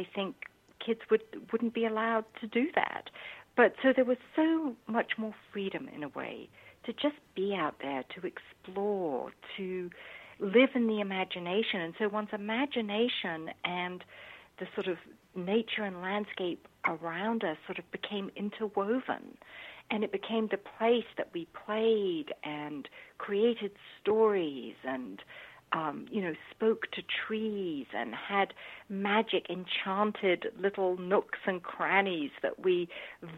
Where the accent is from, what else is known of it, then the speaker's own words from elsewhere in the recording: London, United Kingdom; I grew up in London, central London